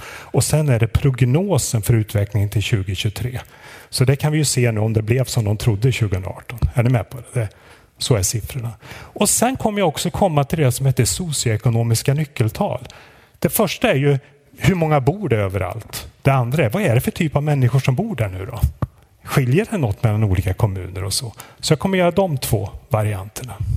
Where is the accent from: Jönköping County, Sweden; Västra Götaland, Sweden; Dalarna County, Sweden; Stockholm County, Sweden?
Västra Götaland, Sweden; Lidköping; now in Sundsvall, Sweden; Jag kommer från Lidköping från början i Västergötland.